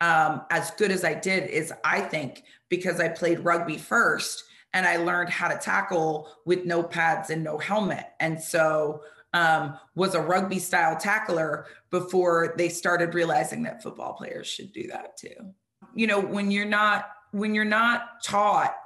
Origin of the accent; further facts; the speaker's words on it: Vero Beach, Florida, United States; I grew up in Vero Beach, Florida